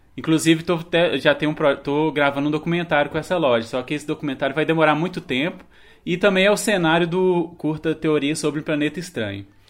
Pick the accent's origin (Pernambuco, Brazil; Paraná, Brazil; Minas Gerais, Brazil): Minas Gerais, Brazil; É a minha cidade onde eu nasci, onde minha família mora